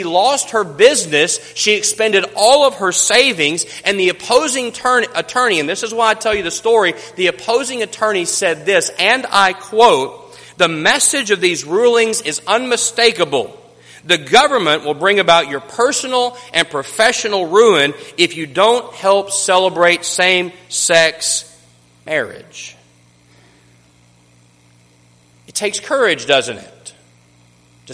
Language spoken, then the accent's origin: English; Kermit, Texas, United States; I was born on May the 24th, 1972 in Kermit, Texas.